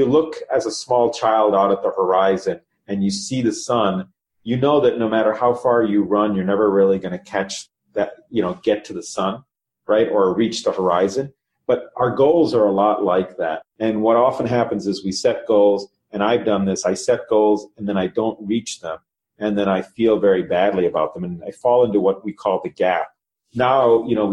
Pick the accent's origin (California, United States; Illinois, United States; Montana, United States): Illinois, United States; Chicago; also born or lived in Cincinnati, Ohio; Grew up here in the Chicago market.